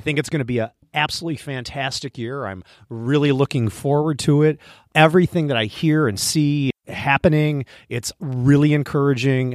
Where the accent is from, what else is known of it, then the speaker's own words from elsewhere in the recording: Midwest, United States; we're from the Midwest